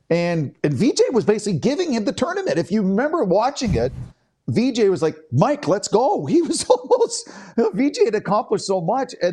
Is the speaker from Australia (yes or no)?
no; Canada; that's why it's top five individual sporting moment as a Canadian sports fan that I've ever witnessed.